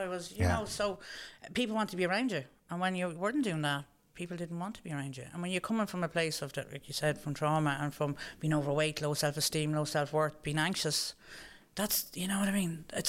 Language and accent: English; Dublin, Leinster, Ireland; also born or lived in London; Yeah, we came home from London. And when I moved home from London, my parents were living in Dublin.